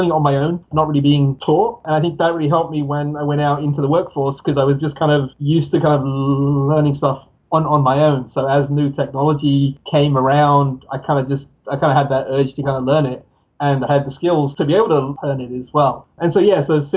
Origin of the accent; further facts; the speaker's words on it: England, United Kingdom; moved away as an adult; also born or lived in Pakistan / San Francisco / New York; now in upstate New York, United States; I was born in Pakistan, grew up in England. So I lived in England for about 18 years, moved to the US now